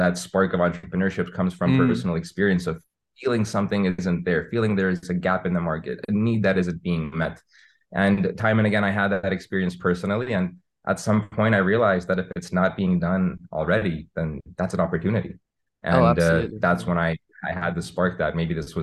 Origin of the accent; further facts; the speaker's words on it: Armenia; moved away as an adult; also born or lived in East Coast, United States; now in Los Angeles, United States; I was born on the East Coast in the US, but grew up in Armenia for most of my young life